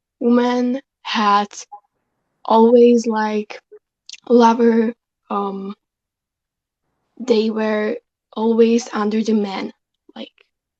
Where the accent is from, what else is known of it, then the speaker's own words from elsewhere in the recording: Slovakia; English is a second language; I'm from Slovakia.